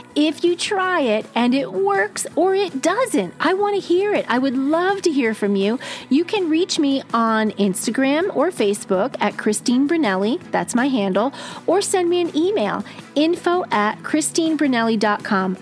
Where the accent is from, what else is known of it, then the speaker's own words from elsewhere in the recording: East Coast, United States; growing up on the East Coast, we use our hands when we talk